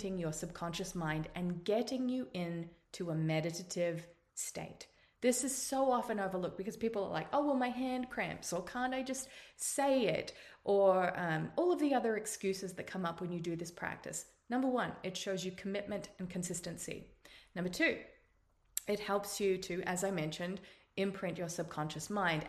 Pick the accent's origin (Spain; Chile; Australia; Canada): Australia; accent: Australian; now in United States; You can tell by my accent that I'm Australian, but I now live in the United States